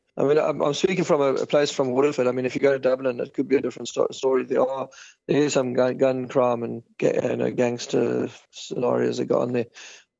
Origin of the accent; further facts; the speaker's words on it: South Africa; now in Ireland; We moved away from South Africa because of the crime in South Africa, and we wanted to give our children a safer life, which is the case because Ireland is very safe and very friendly, lovely people.